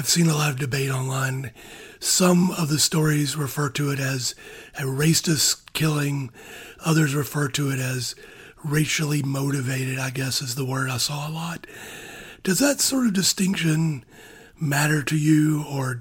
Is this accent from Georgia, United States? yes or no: yes; South Georgia, United States; growing up in South Georgia